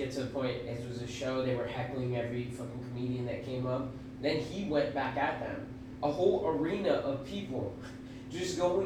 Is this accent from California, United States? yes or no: no; New Jersey, United States; now in Florida, United States; I lived in Jersey for a while. Like, I'm from Jersey. So it's like, I was in North Jersey